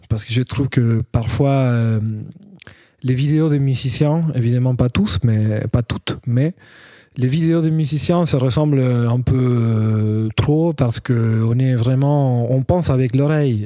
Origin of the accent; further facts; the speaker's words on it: Argentina; French is a second language; moved away as an adult; now in Paris, France; Je viens de l'Argentine aussi. Euh, ça fait cinq ans que j'habite euh, à Paris